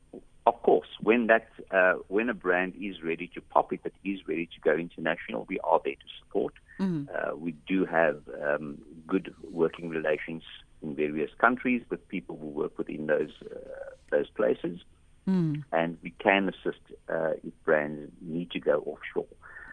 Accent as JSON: {"language": "English", "country": "South Africa", "said": "because we are South African, the company is locally owned and managed"}